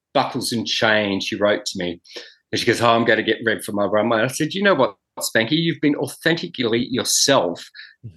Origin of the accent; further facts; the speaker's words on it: Granville, New South Wales, Australia; I'm from Granville.